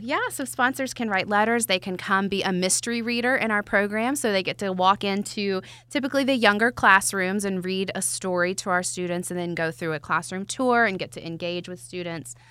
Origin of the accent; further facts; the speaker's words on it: Atlanta, Georgia, United States; I'm from Atlanta